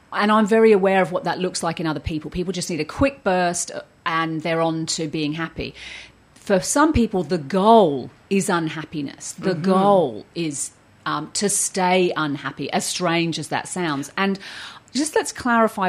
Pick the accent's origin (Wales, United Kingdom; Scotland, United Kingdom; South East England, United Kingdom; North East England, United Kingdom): South East England, United Kingdom; Surrey; moved away as an adult; also born or lived in Australia; I grew up in Surrey and I emigrated and lived in Australia for the last few decades